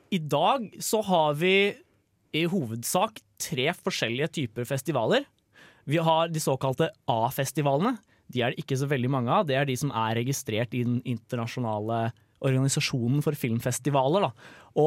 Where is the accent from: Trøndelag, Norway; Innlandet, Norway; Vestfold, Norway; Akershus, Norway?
Trøndelag, Norway; Jeg er trønder